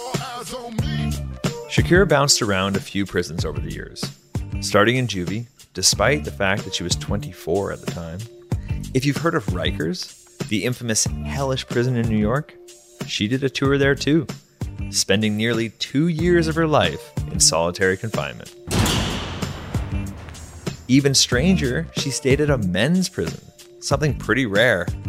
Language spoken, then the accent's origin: English; Canada; I am a Canadian magician